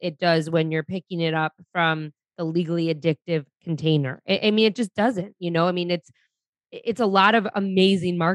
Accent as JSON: {"language": "English", "town": "Detroit", "region": "Michigan", "country": "United States", "tie": "born or raised there", "said": "I grew up in Detroit."}